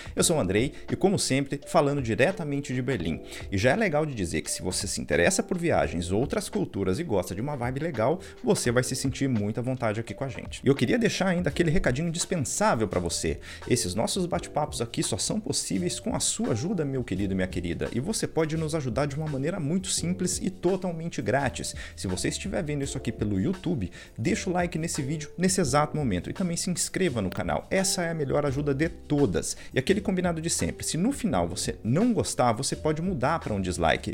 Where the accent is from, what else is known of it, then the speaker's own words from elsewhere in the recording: São José dos Campos, São Paulo, Brazil; moved away; Eu sou de São José dos Campos